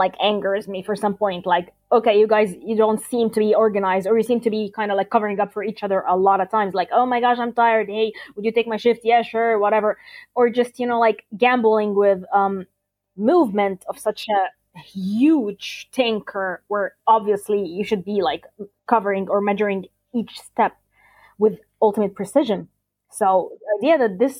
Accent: Alexandria, Alexandria Governorate, Egypt; I'm from a coastal city. I'm from Alexandria.

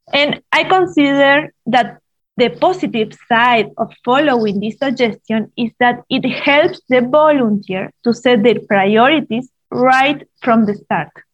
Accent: Argentina; moved away as an adult; now in Central Asia; I'm from Argentina

